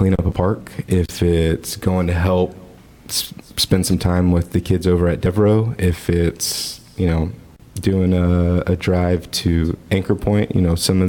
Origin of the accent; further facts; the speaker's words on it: League City, Texas, United States; also born or lived in Galveston; I grew up in Leak City. Went through CCISD